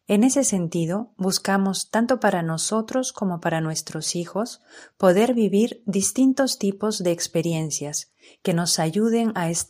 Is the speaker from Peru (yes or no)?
yes; Peru; moved away as an adult; now in Spain; Nosotros somos de Perú y vinimos a España hace casi 15 años con los hijos pequeños